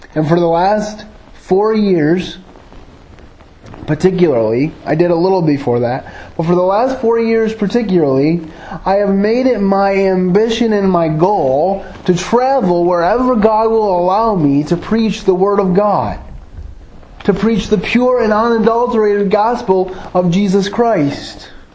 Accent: Grand Rapids, Michigan, United States; also born or lived in Jackson, Michigan; for the greater part of my childhood, I was raised in um, suburban Grand Rapids, and but I was born in Jackson, Michigan

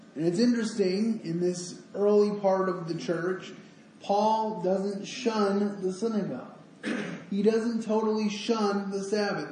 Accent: Grand Rapids, Michigan, United States; I'm I'm from Grand Rapids.

